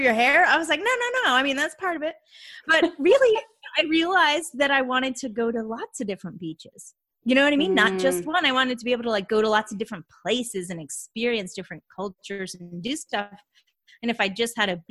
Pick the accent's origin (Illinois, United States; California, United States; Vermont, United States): Vermont, United States; moved away as an adult; now in Atlanta, United States; I live in Atlanta, Georgia, but I grew up in Vermont. Like right on the Canadian border